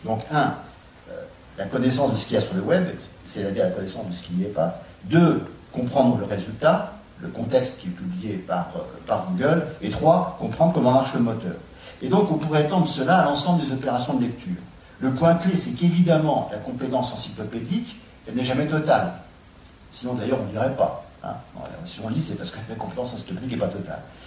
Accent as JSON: {"language": "French", "country": "France", "said": "en tant que Français"}